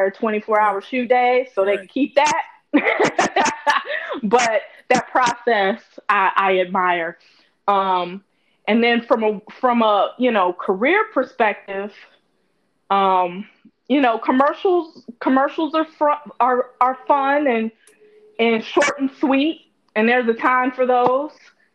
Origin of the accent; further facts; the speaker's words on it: Gary, Indiana, United States; I'm from Gary, Indiana, where it wasn't too much to do, but there was a movie theater